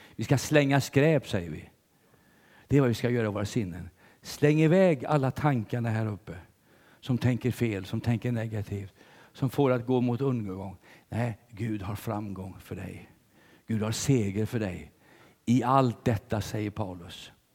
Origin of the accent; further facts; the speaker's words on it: Sweden; som svensk